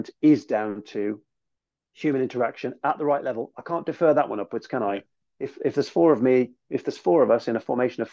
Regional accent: United Kingdom; also born or lived in United States; as a Brit

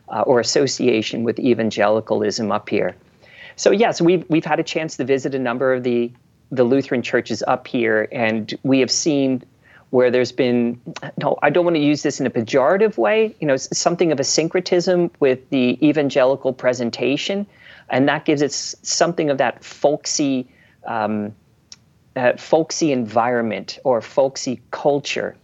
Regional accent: Philadelphia, Pennsylvania, United States; now in Hayden, Idaho, United States; where I grew up in Philadelphia, and my junior high looks like a federal penitentiary

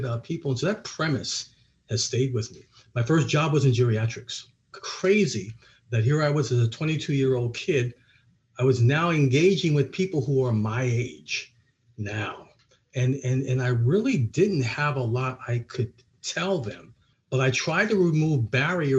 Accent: Allentown, Pennsylvania, United States; I was born and raised in Allentown, Pennsylvania, to two wonderful parents

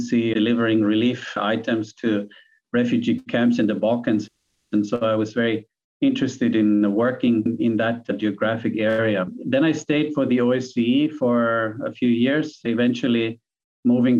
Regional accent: Vienna, Austria; moved away as an adult; also born or lived in New York / Nepal / Thailand / Ukraine; now in Myanmar; I was born and grew up in Vienna, Austria, and went to school there

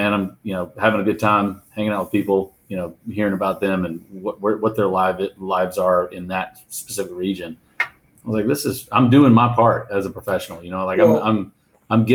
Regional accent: Virginia, United States; I'm a local guy. I'm from Virginia

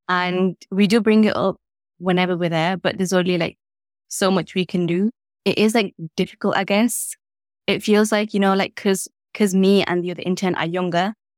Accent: Leeds, Yorkshire and the Humber, United Kingdom; growing up in Leeds, you feel like it's, like, small

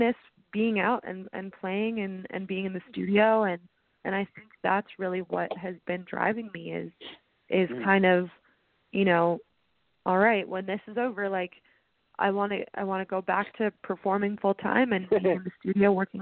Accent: Canada; now in Nashville, United States; Growing up in Canada

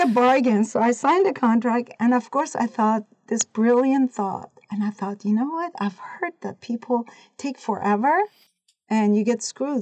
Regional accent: Iran; moved away as an adult; also born or lived in California / Oregon; now in United States; I was born and raised in Iran. I was 18 when I came to the United States.

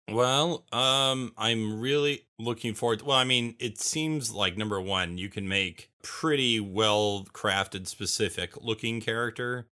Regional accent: Bakersfield, California, United States; moved away; I grew up in Bakersfield

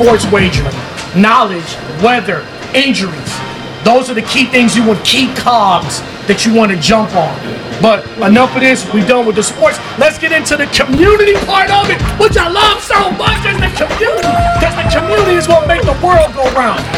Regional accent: Chicago, Illinois, United States; now in Las Vegas, United States; I'm from Chicago

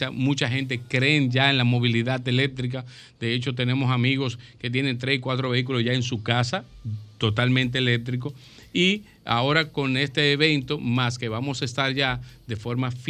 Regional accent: Santiago de los Caballeros, Santiago, Dominican Republic; yo soy del campo

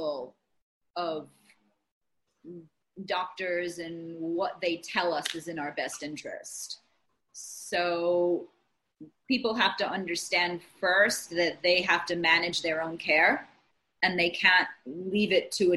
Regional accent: Rhode Island, United States; moved away as an adult; also born or lived in Baltimore; now in New Jersey, United States; I grew up in Rhode Island and where Marianne is

